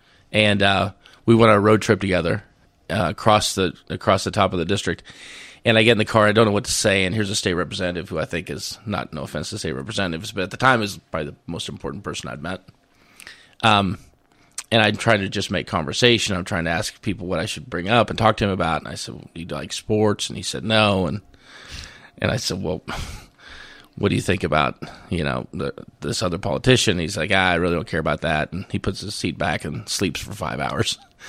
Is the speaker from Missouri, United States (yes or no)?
yes; Missouri, United States; And my home territory, my hometown, was in the very far southeast part of the district, 16 counties in northwest Missouri, 154,000 people.